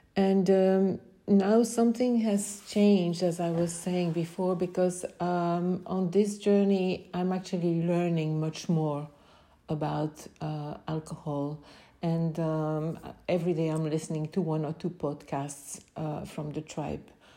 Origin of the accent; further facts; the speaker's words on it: Belgium; I am from Belgium